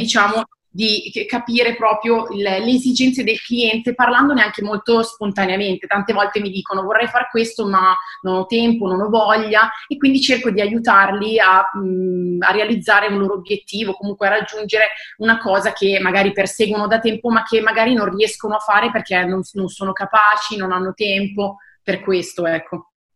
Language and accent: Italian; Seregno, Lombardy, Italy; ho 28 anni e sono di Seregno